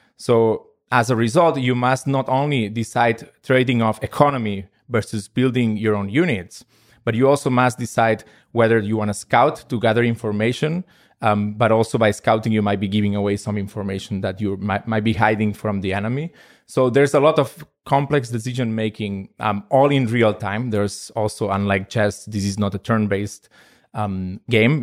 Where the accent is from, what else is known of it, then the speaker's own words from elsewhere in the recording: Spain; I am from Spain